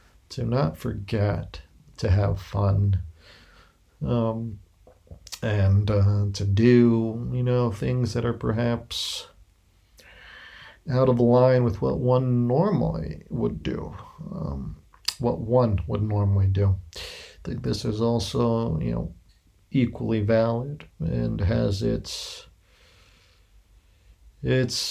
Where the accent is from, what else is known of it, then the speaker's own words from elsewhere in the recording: United States; moved away as an adult; now in Spain; my background as an American living abroad. Though I am perhaps closer now to Greece, as I'm living in Spain